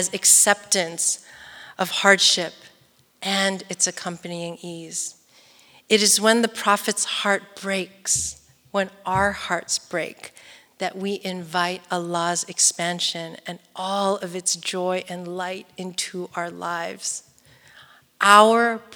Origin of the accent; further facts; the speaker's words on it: East Bay, San Francisco Bay Area, California, United States; I'm from the East Bay in the Bay Area.